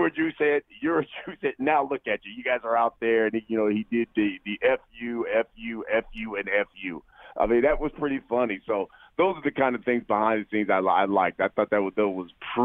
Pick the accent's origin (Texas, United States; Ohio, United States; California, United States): Ohio, United States; Columbus; my hometown of Columbus, Ohio.